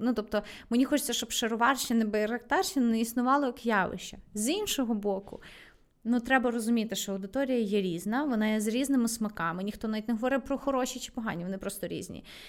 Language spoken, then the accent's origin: Ukrainian; Lviv, Lviv Oblast, Ukraine; я виросла там в дитинстві у Львові